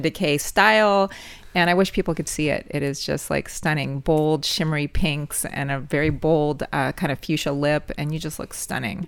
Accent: Los Angeles, California, United States; born and raised in Los Angeles

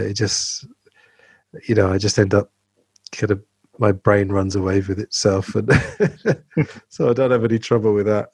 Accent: England, United Kingdom; growing up in England

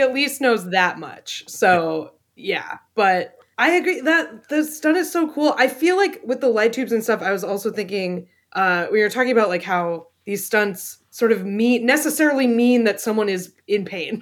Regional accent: New Hampshire, United States; my home state of New Hampshire

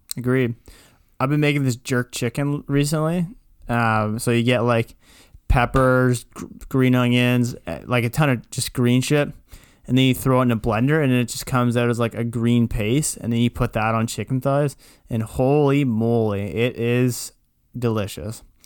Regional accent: Kitchener, Ontario, Canada; I'm from Kitchener

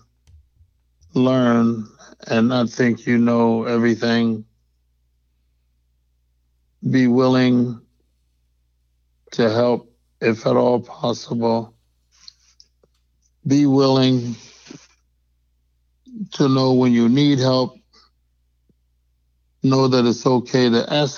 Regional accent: Detroit, Michigan, United States; I hail from Detroit, Michigan.

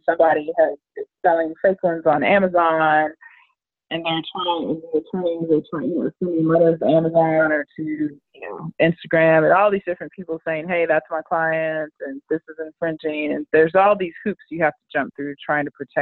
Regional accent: Richardson, Texas, United States; also born or lived in Tallahassee, Florida / Austin, Texas; now in Dallas, United States; I grew up in Richardson, Texas

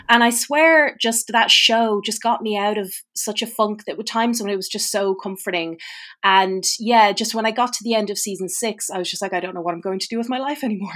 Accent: Ireland; As an Irish person

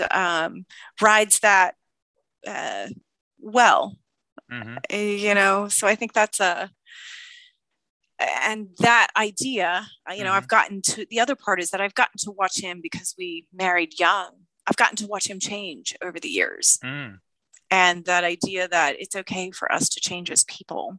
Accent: Gainesville, Florida, United States; also born or lived in Orlando, Florida; I'm originally from Orlando. And then I moved up to Gainesville at about 10. My parents moved me to Gainesville. And I was more or less there for till I graduated college.

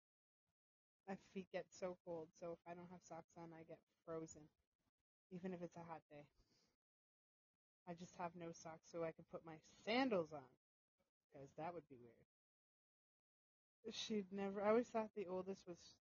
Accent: Canada; I'm Canadian

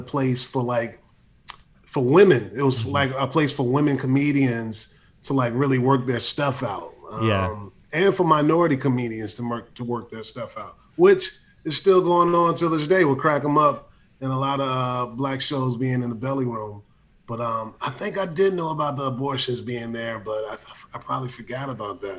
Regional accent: Hampton, Virginia, United States; also born or lived in San Francisco, United States; now in Los Angeles, United States; I grew up in a town called Hampton, Newport News, Virginia

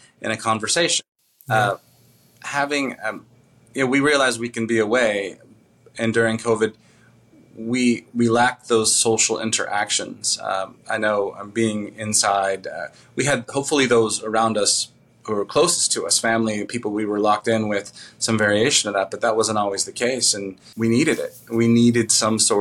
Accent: Southern California, United States; moved away as an adult; also born or lived in Bellingham, Washington / Las Cruces, New Mexico; my father was Air Force, and he retired there fairly early on. And so I grew up in Southern California

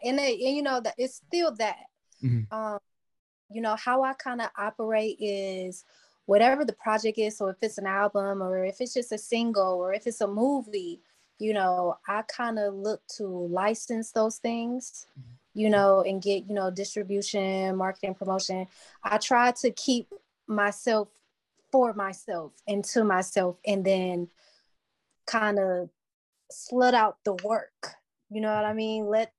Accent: Cleveland, Ohio, United States; Cleveland is an interesting place. It's like you get a taste of everything here, but it's reserved enough to where you can build yourself

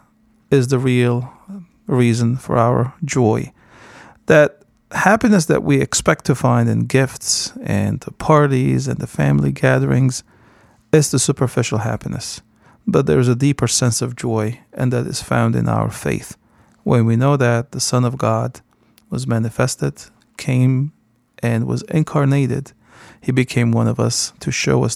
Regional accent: Kessab, Latakia Governorate, Syria; now in United States; I was born in Kesup, Syria, and Kesup, when I was growing up in Kesup in the 80s, was a village

